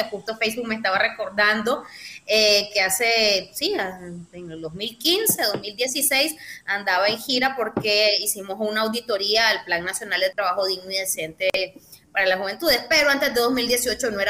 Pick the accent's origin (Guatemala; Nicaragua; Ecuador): Nicaragua; León; soy de León, no sé, ya se imaginarán por dónde viene el asunto sabiendo que soy leonesa.